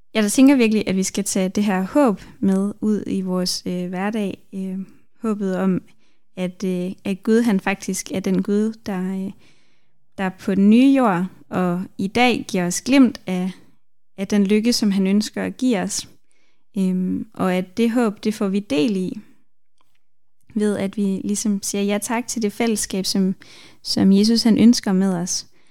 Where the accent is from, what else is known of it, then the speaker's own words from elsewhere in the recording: Denmark; jeg er vokset op i Danmark